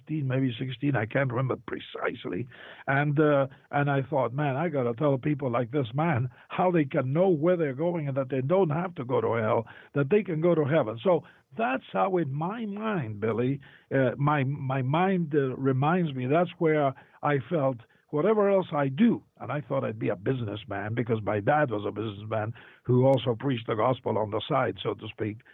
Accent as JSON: {"language": "English", "country": "Argentina", "tie": "born or raised there", "moved": "yes", "said": "I was born in Argentina"}